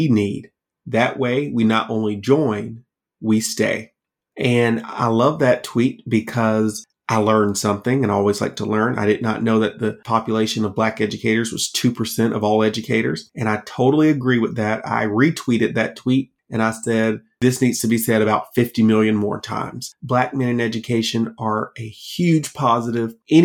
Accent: Georgia, United States; my home state of Georgia

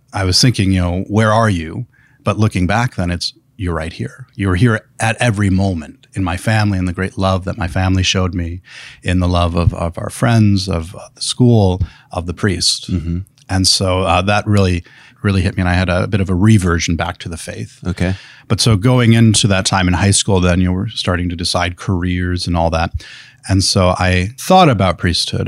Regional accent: Elkhart, Indiana, United States; also born or lived in Granger, Indiana; we, we grew up in Elkhart. We lived there up through my high school time

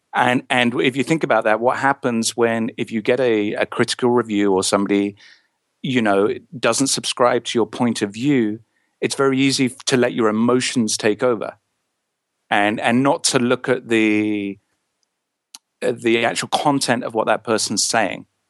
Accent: England, United Kingdom; I'm from England in the United Kingdom

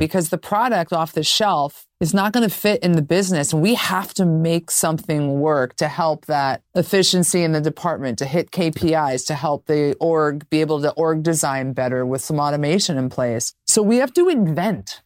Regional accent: New York, United States; I'm a New Yorker through and through

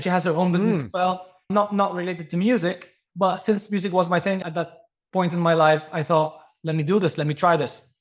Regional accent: Lebanon; moved away as an adult; also born or lived in Greece / United Kingdom; now in London, United Kingdom; I'm Greek. I was born in Greece. And when I was really young, I moved to Lebanon. My mom was Lebanese, so I moved to Lebanon. And later on, I moved to the UK.

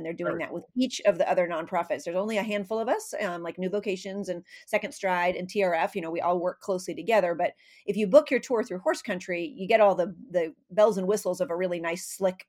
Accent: California, United States; moved away; we are coming to my home state. We are going west. We are going out to California.

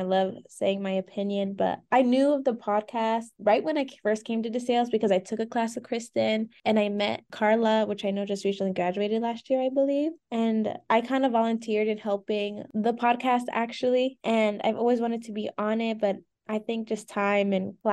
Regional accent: Lehigh Valley, Pennsylvania, United States; I'm from the Lehigh Valley area

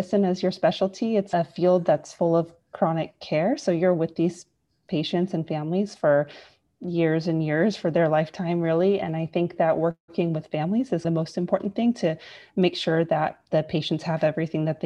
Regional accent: Bay Area, California, United States; moved away as an adult; now in Los Angeles, United States; I'm originally from the Bay Area, California, but I've moved around all over for my medical training

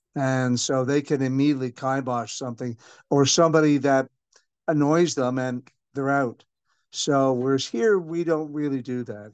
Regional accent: Canada; now in Singapore; 'cause I'm a Irish Canadian

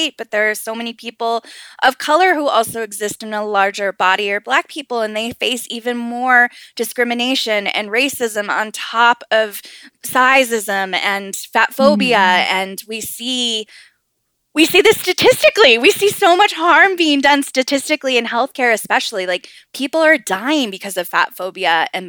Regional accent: Southern California, United States; And I grew up in Southern California

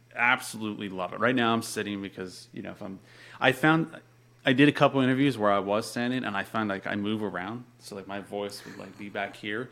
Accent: Pennsylvania, United States; moved away as an adult; also born or lived in Florida; I'm from Pennsylvania. Uh, moved to Florida when I was 19

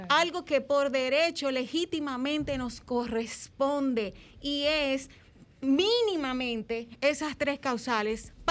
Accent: Dominican Republic; mire, yo soy dominicano.

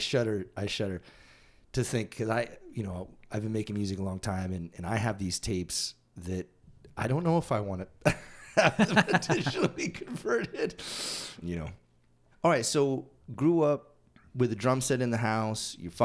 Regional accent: Massachusetts, United States; moved away; I totally had that same experience growing up in Massachusetts. I moved out 20 years ago this October.

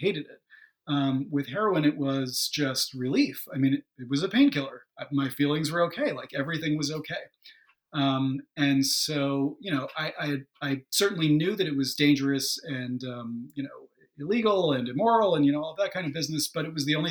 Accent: New York suburbs, United States; I'm from New York, but, in the suburbs, like, half an hour or so outside of the city

